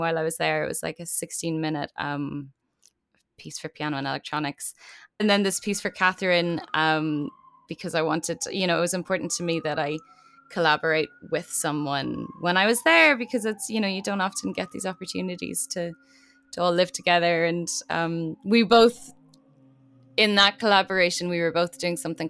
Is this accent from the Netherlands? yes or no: no; Ireland; now in New York, United States